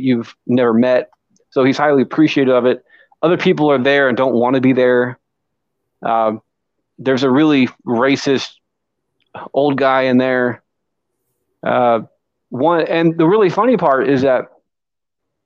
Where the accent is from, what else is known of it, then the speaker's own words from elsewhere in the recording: Ottumwa, Iowa, United States; I am a thespian from Troop 615 down here in Tumwa, Iowa